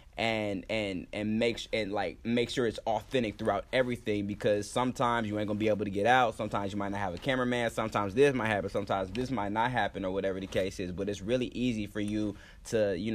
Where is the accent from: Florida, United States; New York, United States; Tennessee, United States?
Florida, United States; moved away as an adult; now in Los Angeles, United States; I'm from here, but I was raised in Florida, but I'm from here